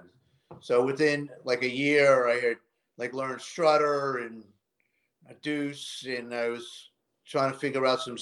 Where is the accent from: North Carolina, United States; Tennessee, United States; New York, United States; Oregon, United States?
New York, United States; New York City; I grew up in Queens